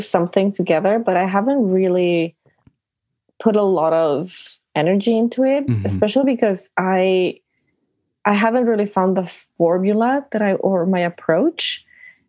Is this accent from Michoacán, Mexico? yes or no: no; outskirts of Mexico City, Mexico; moved away as an adult; now in Toronto, Canada; I'm from Mexico City. Mm-hmm. I never really lived in Mexico City. I lived in the outskirts of Mexico City